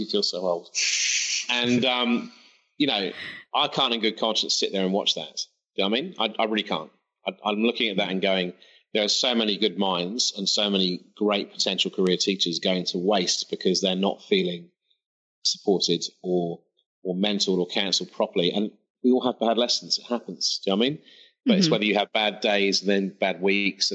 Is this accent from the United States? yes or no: no; England, United Kingdom; moved away as an adult; now in Australia; back home for me in England, I'm English, by the way, sorry for any listeners. Apologize for my accent in advance.